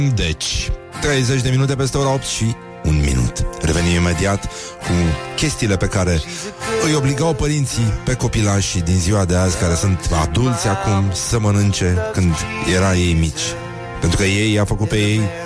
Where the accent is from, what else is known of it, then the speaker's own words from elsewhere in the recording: Romania; noi suntem români